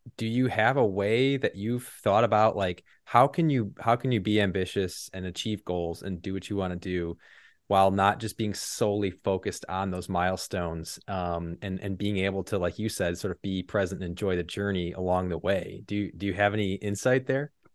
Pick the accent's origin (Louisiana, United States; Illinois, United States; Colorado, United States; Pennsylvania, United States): Illinois, United States; moved away as an adult; also born or lived in Texas; lived in Illinois my whole life